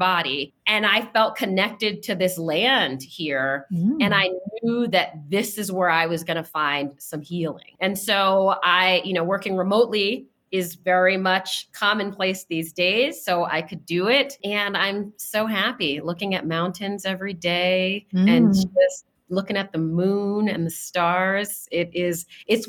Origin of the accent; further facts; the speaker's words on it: Washington, District of Columbia, United States; moved away as an adult; now in New Mexico, United States; I grew up in Washington, D.C. I currently newly reside in the state of New Mexico.